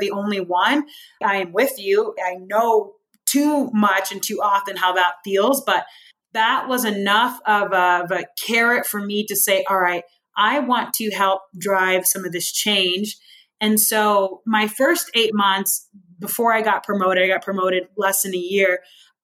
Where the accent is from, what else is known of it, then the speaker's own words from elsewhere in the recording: rural Iowa, United States; moved away; just this multi-dynamic family of four living in rural Iowa. There were more cows than people in my hometown